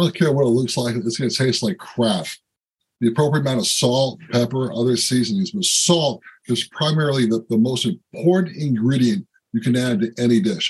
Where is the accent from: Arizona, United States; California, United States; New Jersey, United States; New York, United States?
New York, United States; New York City; now in Seattle, United States; I'm a transplant from Brooklyn, New York. I live in Seattle, Washington